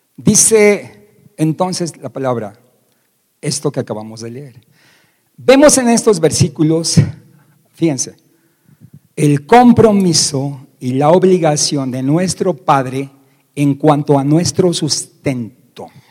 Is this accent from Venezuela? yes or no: no; Mexico; como decimos aquí en México